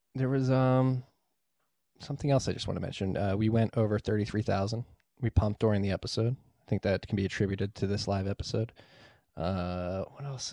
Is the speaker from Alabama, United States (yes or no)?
no; Philadelphia, Pennsylvania, United States; I'm from Northeast Philly